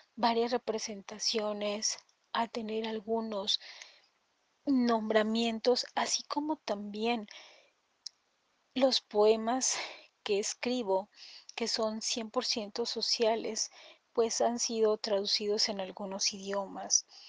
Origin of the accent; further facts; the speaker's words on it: Toluca, State of Mexico, Mexico; soy mexicana, mi capital es Toluca, Estado de México